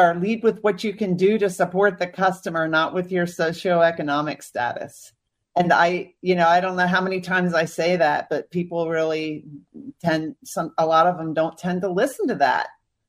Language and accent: English; Northern Virginia, United States; growing up in Northern Virginia, a lot of my friends had parents who worked for the federal government and stuff, but my parents didn't.